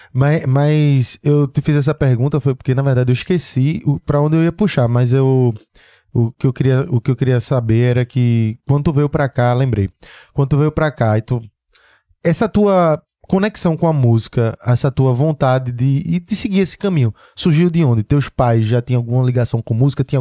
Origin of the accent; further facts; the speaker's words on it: Recife, Pernambuco, Brazil; eu nasci tudo aqui